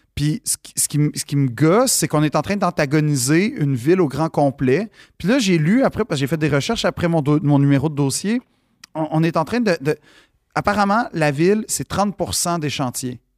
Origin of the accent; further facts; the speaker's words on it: Montreal, Quebec, Canada; je suis un Montréalais.